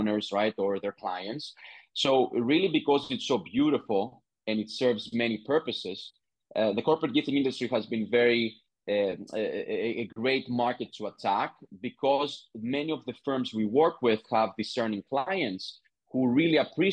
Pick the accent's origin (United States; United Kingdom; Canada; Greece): Greece; I was born and raised in Greece